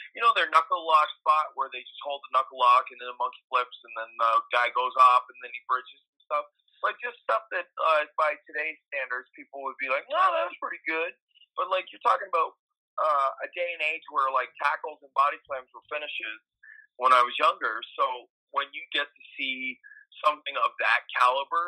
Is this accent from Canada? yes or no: yes; New Brunswick, Canada; I'm from New Brunswick, the middle of farmland New Brunswick, and I used to grow up on Grand Prix Wrestling